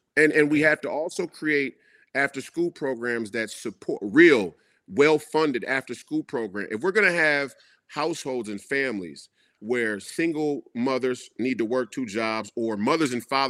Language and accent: English; Minnesota, United States; So us here in Minnesota, we got to see Chicago Bulls games